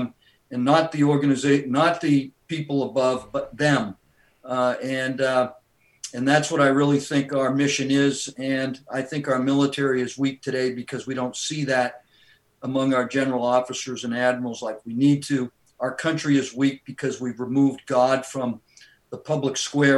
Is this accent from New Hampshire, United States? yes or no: yes; Laconia, New Hampshire, United States; Born and raised in Laconia, New Hampshire, grew up on family farm